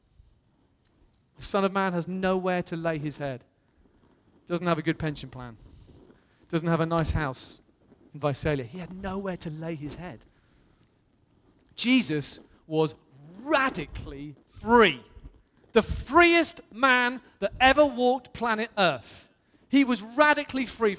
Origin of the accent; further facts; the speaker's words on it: England, United Kingdom; I'm blessed to come from England